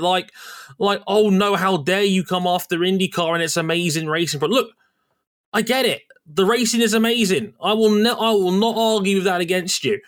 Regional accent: United Kingdom; We're British.

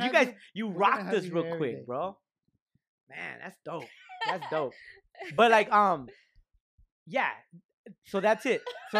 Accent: Lynwood, California, United States; we're from Linwood, dog. We're little brown boys, fool.

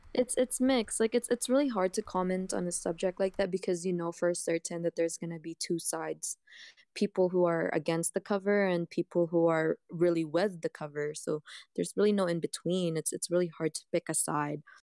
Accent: Canada; I'm a Canadian girl

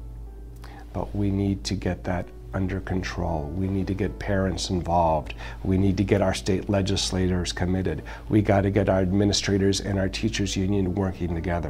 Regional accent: United States; also born or lived in Milwaukee; I take great pride in being a Hispanic American. But at the end of the day, I am American

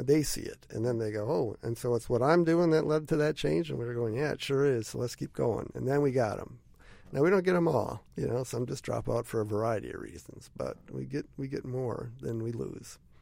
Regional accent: Wisconsin, United States; also born or lived in Western Illinois / Columbus, Ohio; we're originally from Wisconsin.

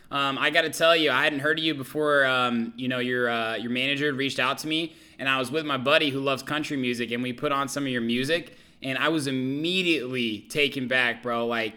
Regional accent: Indiana, United States; moved away as an adult; now in Chicago, United States; I've been in Chicago for about 5 years. I'm originally from Indiana

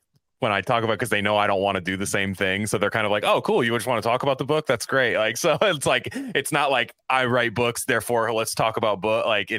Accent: Bay Area, California, United States; So I'm from the Bay Area and I'm actually a lifelong Golden State Warriors fan.

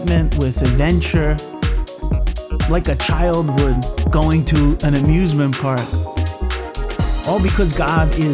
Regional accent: Long Island, New York, United States; now in Brisbane, Australia; When I was a kid growing up on Long Island, New York

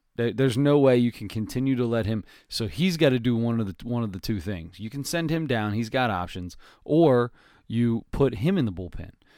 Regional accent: Cincinnati, Ohio, United States; we are from Cincinnati

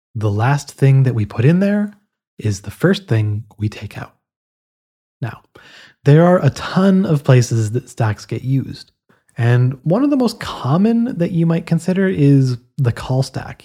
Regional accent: Canada; Now, I'm Canadian

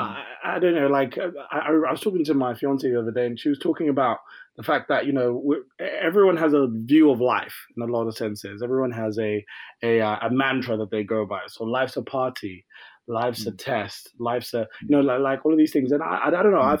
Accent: Croydon, London, United Kingdom; I'm from Croydon in London

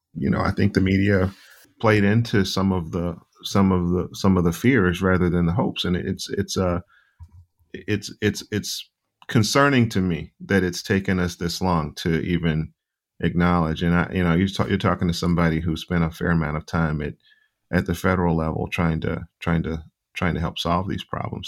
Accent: Charlotte, North Carolina, United States; I grew up in Charlotte, and I grew up mostly in my grandparents' home

